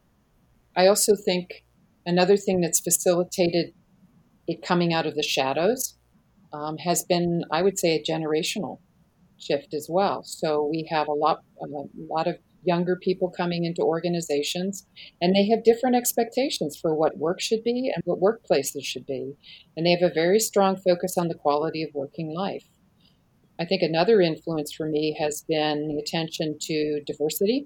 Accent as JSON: {"language": "English", "country": "Canada", "moved": "as an adult", "lives_now": "United States", "said": "I'm Canadian. I live in the States now for the last 24 years, but I am a Canadian citizen"}